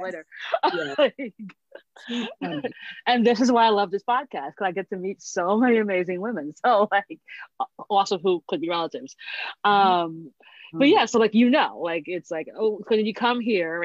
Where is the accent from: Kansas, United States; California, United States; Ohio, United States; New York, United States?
New York, United States; also born or lived in Croydon, London, England / Queens / Long Island; I grew up I'm in New York. So I'm a New Yorker.